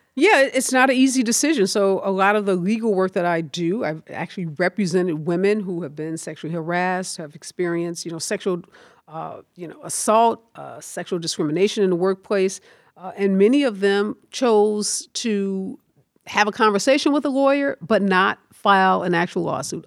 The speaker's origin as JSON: {"language": "English", "town": "St. Louis", "region": "Missouri", "country": "United States", "tie": "born or raised there", "also_born_or_lived": "Chicago", "said": "I grew up in the Carr Square Village"}